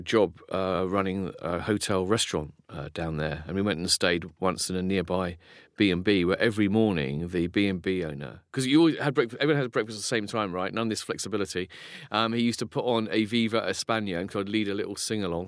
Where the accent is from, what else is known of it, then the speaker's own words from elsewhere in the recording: Folkestone, South East England, United Kingdom; I grew up in Folkestone in Kent, which is a seaside resort.